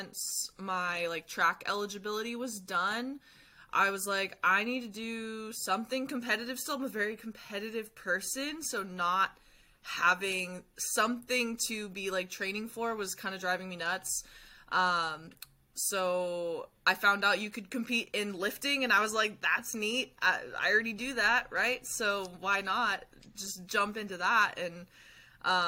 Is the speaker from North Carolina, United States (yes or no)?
no; near Humboldt State, California, United States; I ran track at Humboldt State